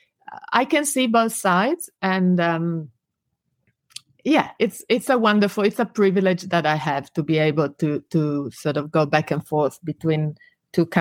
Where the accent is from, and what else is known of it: Italy; moved away